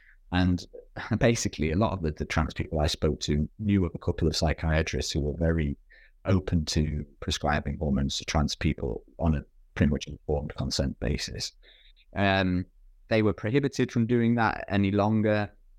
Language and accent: English; United Kingdom; I can't, as a good conscience, as a British person, go to Denmark